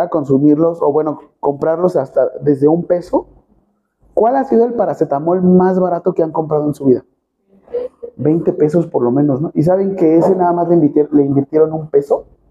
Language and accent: Spanish; Mexico; Nosotros somos mexicanos